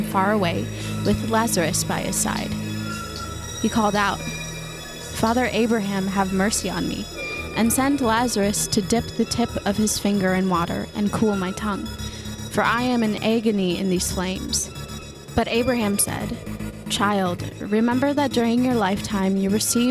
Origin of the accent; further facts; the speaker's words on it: Minnesota, United States; I'm from Minnesota